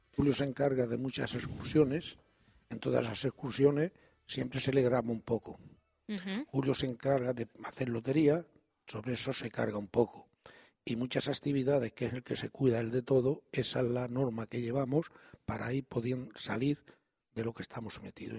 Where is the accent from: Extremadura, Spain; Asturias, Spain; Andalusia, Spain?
Extremadura, Spain; also born or lived in Sant Boi de Llobregat; now in Catalonia, Spain; Yo soy extremeño, llevo aquí desde el año 56, tengo 79 años